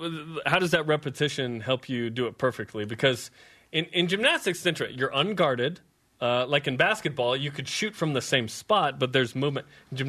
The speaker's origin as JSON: {"language": "English", "region": "Utah", "country": "United States", "said": "Because we're from Utah"}